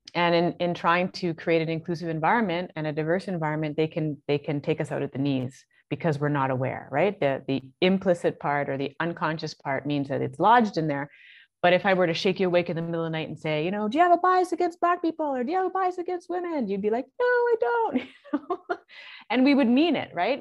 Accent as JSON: {"language": "English", "country": "Canada", "also_born_or_lived": "Toronto", "said": "I'm Canadian"}